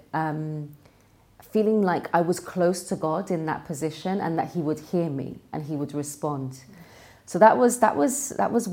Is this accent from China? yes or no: no; London, United Kingdom; I was born and raised in London